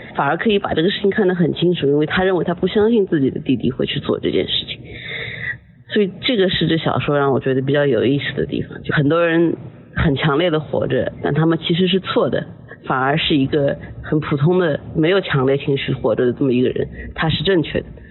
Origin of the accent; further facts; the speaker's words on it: China; 我们中国人有时候说的这种不， 不卑不亢吧